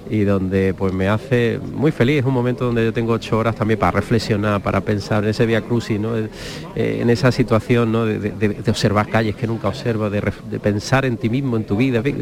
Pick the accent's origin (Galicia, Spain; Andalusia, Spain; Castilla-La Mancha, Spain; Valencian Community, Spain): Andalusia, Spain; Málaga; como malagueño y como cofrade